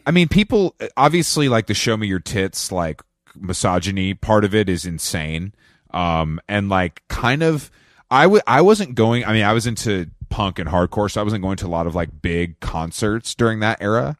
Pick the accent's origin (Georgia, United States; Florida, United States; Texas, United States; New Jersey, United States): Georgia, United States; Atlanta; I'm from Atlanta